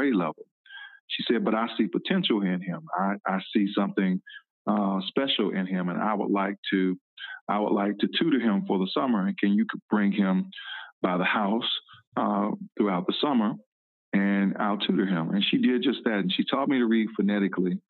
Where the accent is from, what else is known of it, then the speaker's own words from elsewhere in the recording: Decatur, Georgia, United States; I grew up in Decatur, Georgia, right outside of Atlanta.